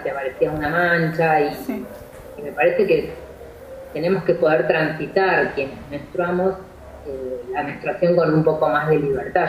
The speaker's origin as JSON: {"language": "Spanish", "country": "Argentina", "said": "de donde yo vengo, insisto que siempre es del interior"}